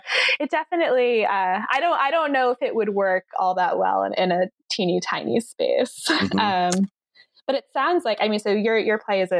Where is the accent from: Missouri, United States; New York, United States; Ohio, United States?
New York, United States; New York City; also born or lived in Chicago; No, I grew up in New York City.